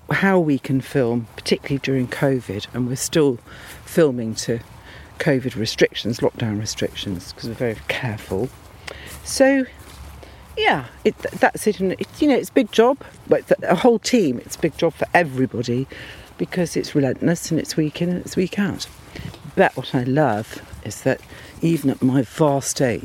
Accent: Worcestershire, just outside Malvern, West Midlands, United Kingdom; I grew up in Worcestershire, just outside Malvern

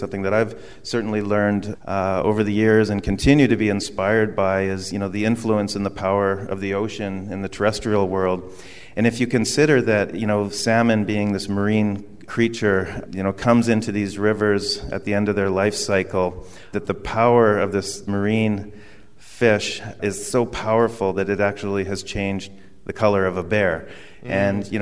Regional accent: Victoria, British Columbia, Canada; I grew up in Victoria on Vancouver Island

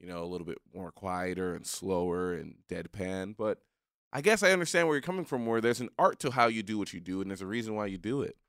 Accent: Haiti; I'm a Haitian man.

